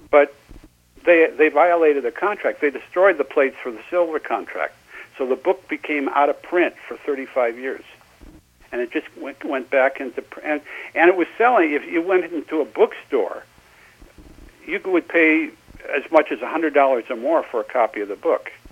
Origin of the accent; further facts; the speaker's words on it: Seattle, Washington, United States; moved away as an adult; also born or lived in Los Angeles; Well, I'm originally from Seattle